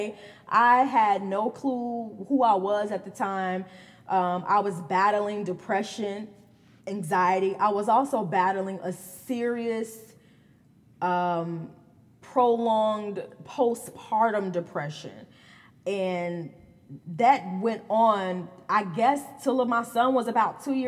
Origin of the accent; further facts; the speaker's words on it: Gary, Indiana, United States; I am from Gary, Indiana, born and raised.